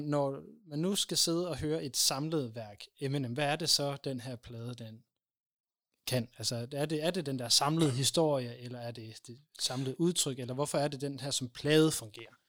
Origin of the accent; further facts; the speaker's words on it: Aalborg, North Denmark Region, Denmark; moved away; min hjemby